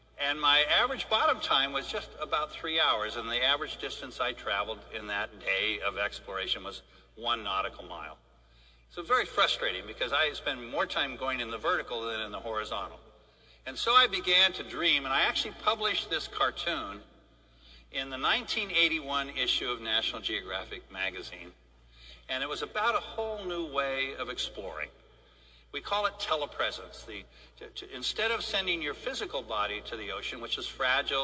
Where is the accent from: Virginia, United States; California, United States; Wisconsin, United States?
California, United States; San Diego; also born or lived in Wichita, Kansas; I was born in Wichita, Kansas, where all oceanographers come from. So, but shortly after being born in Wichita, our house was blown by a tornado, not to Oz, but to San Diego. My father was a test flight engineer during the war, and I grew up in San Diego